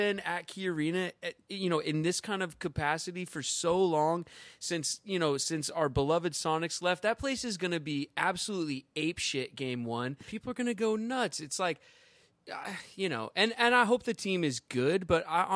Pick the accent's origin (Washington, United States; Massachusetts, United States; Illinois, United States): Washington, United States; Edmonds; I'm from Edmonds, Washington, born and raised